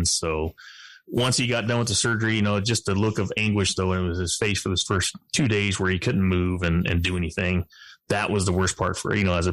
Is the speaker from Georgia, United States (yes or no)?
yes; Georgia, United States; now in Texas, United States; I was born in Georgia